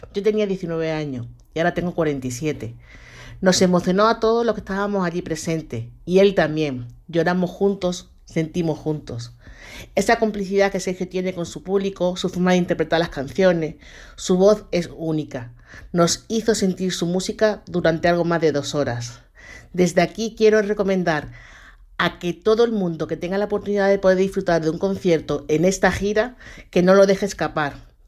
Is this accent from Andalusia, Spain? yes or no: yes; Málaga, Andalusia, Spain; soy de Málaga